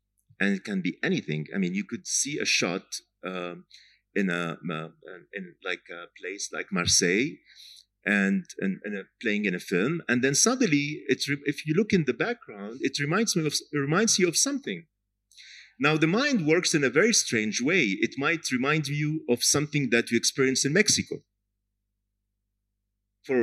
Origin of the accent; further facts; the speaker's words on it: Jaffa, Tel Aviv District, Israel; Jaffa, my hometown